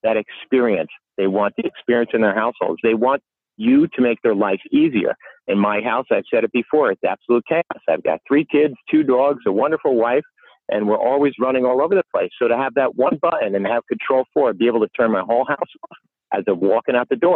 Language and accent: English; New York, United States; I'm a New Yorker